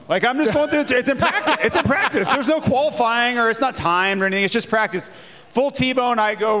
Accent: Jacksonville, Florida, United States; we go to Jacksonville, right? It's right my hometown.

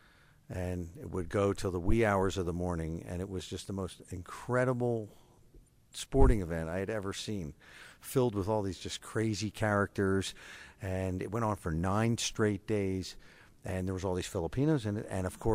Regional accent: Philadelphia, Pennsylvania, United States; moved away as an adult; now in Philippines; I'm an American from Philadelphia

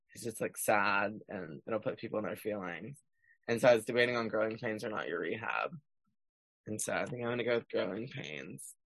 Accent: Chambers County, Texas, United States; moved away as an adult; now in Nashville, United States; seven seven six six five, which is my hometown zip code

